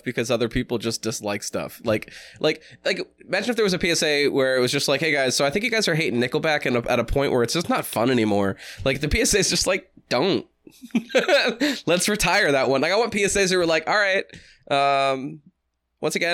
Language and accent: English; New Hampshire, United States; growing up in New Hampshire